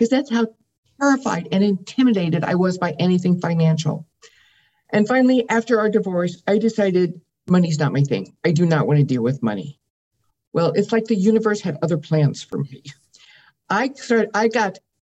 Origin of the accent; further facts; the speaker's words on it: Midwest, United States; I grew up in the Midwest with a very wealthy family